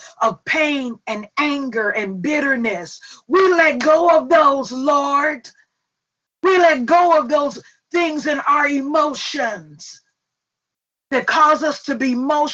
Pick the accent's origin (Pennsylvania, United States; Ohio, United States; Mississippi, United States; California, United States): Mississippi, United States; Forest; I'm from Forest, Mississippi, and we were a little poor and we had them iron skillets